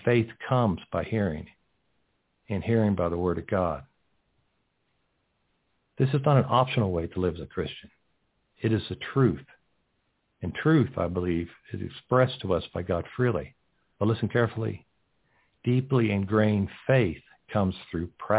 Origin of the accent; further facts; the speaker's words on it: Texas, United States; moved away as an adult; also born or lived in New York; Growing up in Texas, we always help people with their cars